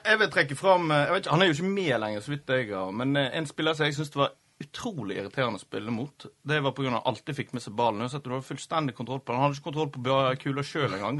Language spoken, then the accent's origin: Norwegian; Florø, Vestland, Norway; Jeg er jo FSK-gutt. Det er jo der jeg vokste opp